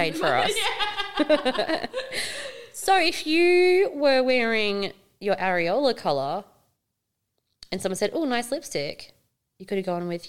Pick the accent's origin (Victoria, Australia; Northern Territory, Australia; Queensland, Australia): Northern Territory, Australia; Darwin; moved away; yes, I'm from Darwin